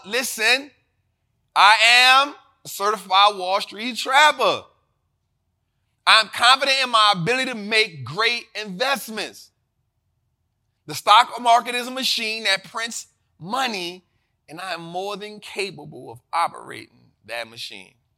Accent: New Orleans, Louisiana, United States; born and raised in New Orleans

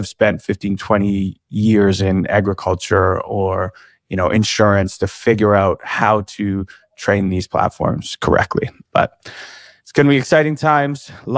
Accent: Canada; as a Canadian

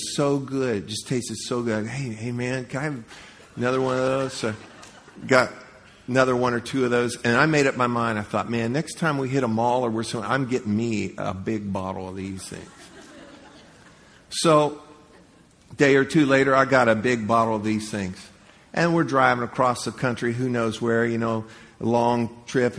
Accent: Leesburg, United States; moved away; I grew up in Leesburg. I'd never been anywhere in life, really anywhere

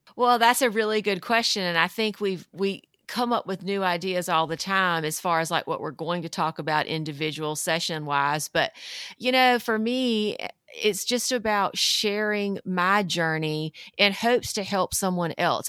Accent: North Carolina, United States; I grew up in North Carolina in the South, um, very traditional Southern household

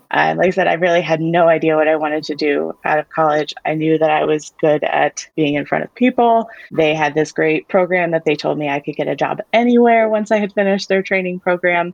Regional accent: Warrenton, Virginia, United States; I grew up in Warrenton, Virginia.

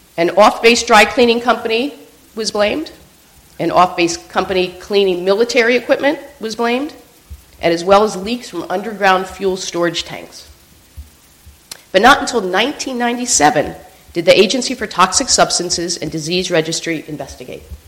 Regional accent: Pennsylvania, United States; Pennsylvania, my home state

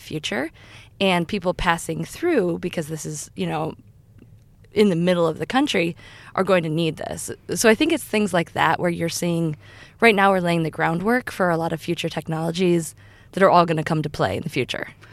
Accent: Iowa, United States; I'm from Iowa, which is a fairly rural state in the U S

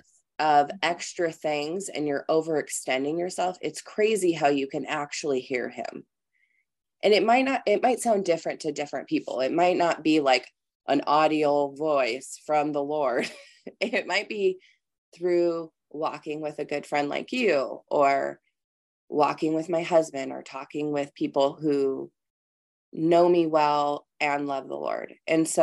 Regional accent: California, United States; now in Minnesota, United States; I am originally from California

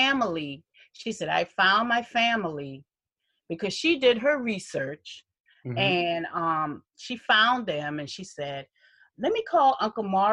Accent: Charleston, South Carolina, United States; I was born here in Charleston

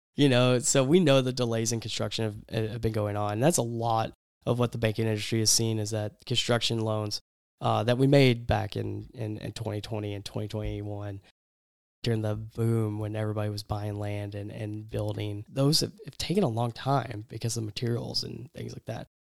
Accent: East Texas, United States; when I was growing up in East Texas

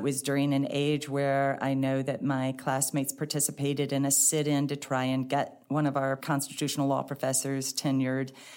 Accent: St. Louis, Missouri, United States; also born or lived in Dallas, Texas / Cambridge, Massachusetts; I grew up here in Saint Louis. I lived in Bridgeton

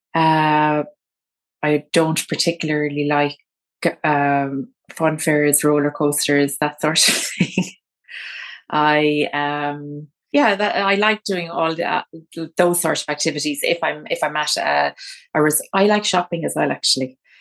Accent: London, United Kingdom; I think my hometown is a great place for a city break. So if you wanna do a sort of short-term holiday where you kind of come to London

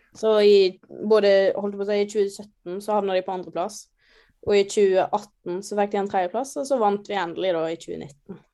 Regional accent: Hundvin, Vestland, Norway; moved away as an adult; now in Trondheim, Norway; jeg er oppvokst litt utenfor Hundvin

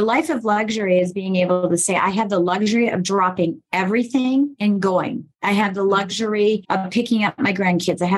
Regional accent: Colorado, United States; also born or lived in Michigan; I was born in Colorado, raised in Michigan, then raised in Colorado the second half.

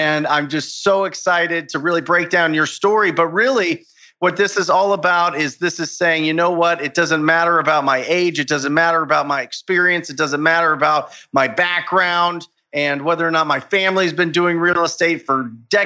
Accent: Arizona, United States; my home state of Arizona

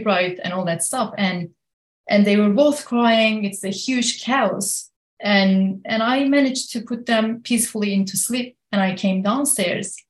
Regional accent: Kurdish regions of Turkey, on the border of Syria, Southeastern Anatolia, Turkey; now in United States; I'm born and raised in the Kurdish regions of Turkey, right on the border of Syria

